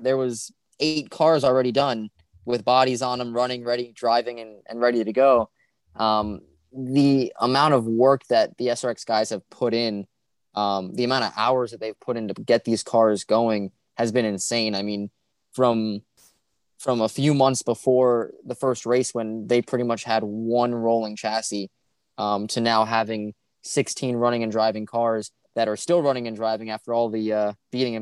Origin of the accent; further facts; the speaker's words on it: South Florida, United States; Growing up in South Florida